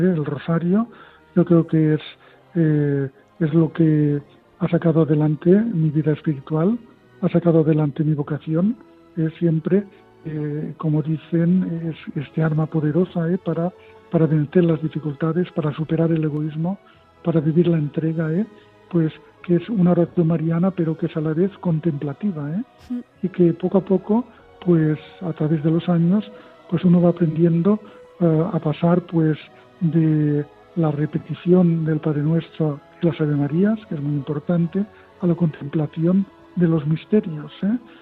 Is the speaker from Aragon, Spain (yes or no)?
no; Mahón, Balearic Islands, Spain; la Virgen de Gracia, que es la patrona de Mahón, donde yo nací.